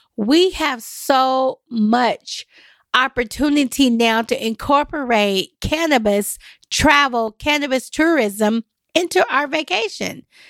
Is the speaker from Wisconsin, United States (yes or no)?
no; Nashville, Tennessee, United States; I'm from East Nashville